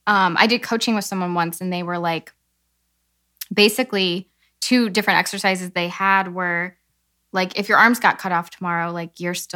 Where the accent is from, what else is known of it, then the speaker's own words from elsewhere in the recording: Illinois, United States; growing up in Illinois